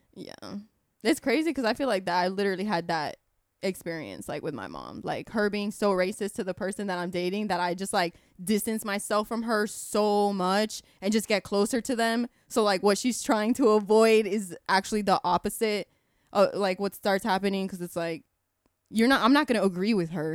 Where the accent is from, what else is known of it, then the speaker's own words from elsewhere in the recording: Kissimmee, Florida, United States; I grew up in Kissimmee my whole life